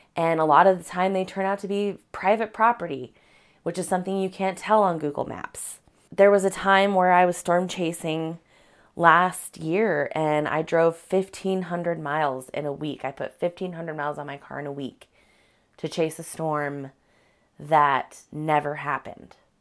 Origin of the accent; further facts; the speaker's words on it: Colorado, United States; moved away as an adult; now in Washington, United States; Being from Colorado